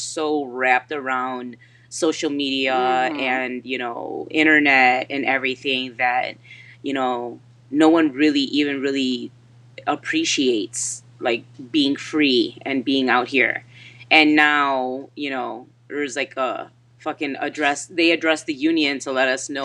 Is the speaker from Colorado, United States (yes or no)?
no; Chicago, Illinois, United States; now in Plainfield, United States; I'm from Chicago